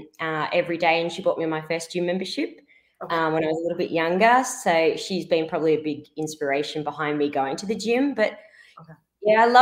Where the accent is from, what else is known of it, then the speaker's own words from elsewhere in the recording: Melbourne, Victoria, Australia; I'm from Melbourne, Australia.